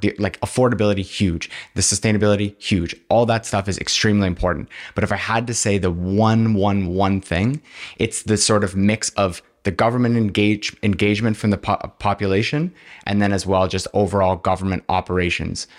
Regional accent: Kingston, Ontario, Canada; I'm from Kingston. I've lived here my whole life

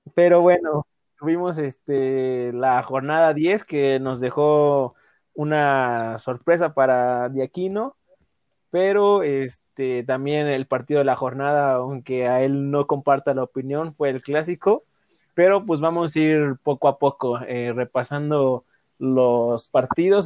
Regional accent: Mexico; como mexicanos

